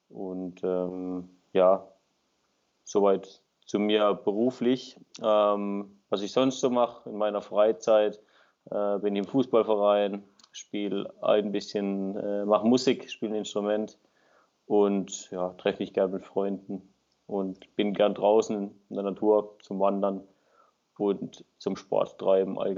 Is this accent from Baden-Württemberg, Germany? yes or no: yes; Baden-Württemberg, Germany; bin 28, komme aus dem Süden von Deutschland, in der Nähe von Freiburg, ein kleiner Ort bin dort äh, selbstständig tätig als Winzer